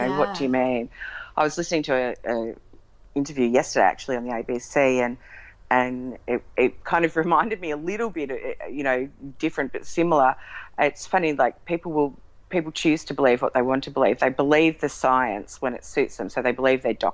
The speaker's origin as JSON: {"language": "English", "town": "Melbourne", "region": "Victoria", "country": "Australia", "tie": "born or raised there", "said": "we grew up in Melbourne with her side of the family"}